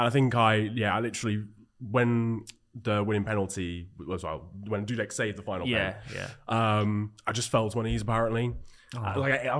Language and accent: English; Nottingham, East Midlands, United Kingdom; I grew up in Nottingham